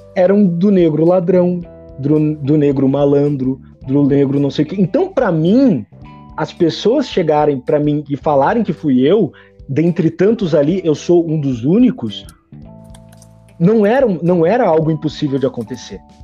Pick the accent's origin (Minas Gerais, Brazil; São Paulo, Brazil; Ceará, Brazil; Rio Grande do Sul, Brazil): Rio Grande do Sul, Brazil; Porto Alegre; Eu nasci em Porto Alegre, Rio Grande do Sul. É, eu estudava no Colégio Santa Inês